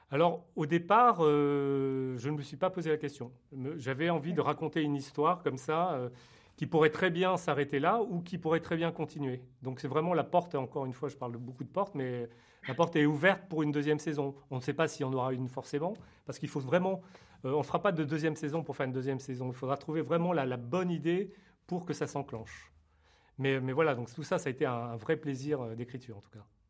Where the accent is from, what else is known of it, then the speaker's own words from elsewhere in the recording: France; je suis né en France d'origine vietnamienne